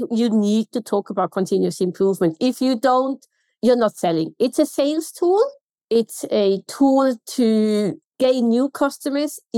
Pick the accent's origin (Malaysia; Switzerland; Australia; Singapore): Switzerland; accent: Swiss German; I have an accent and I know in Switzerland my accent is quite neutral in Swiss German.